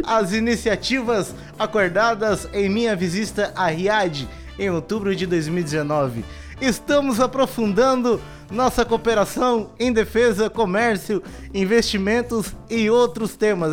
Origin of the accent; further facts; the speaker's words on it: Santa Catarina, Brazil; eu e a Renata somos de Santa Catarina